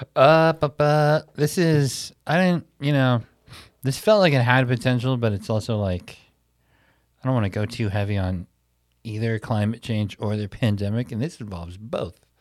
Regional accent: Milwaukee, Wisconsin, United States; my hometown

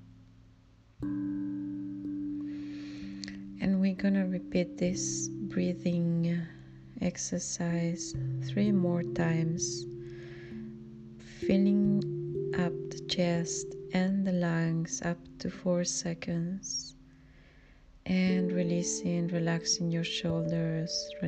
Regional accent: Spain; English is a second language; now in Germany; I grew up in Spain, and I'm Spanish Filipina living in Germany.

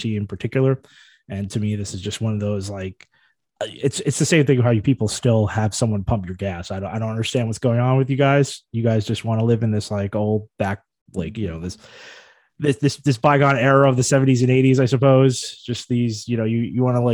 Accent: New York City, New York, United States; moved away as an adult; as a New Yorker

